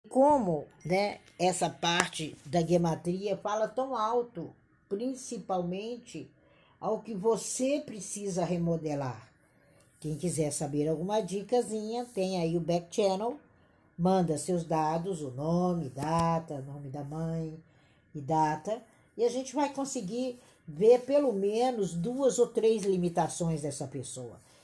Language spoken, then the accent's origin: Portuguese; Brazil; aqui enquanto brasileiros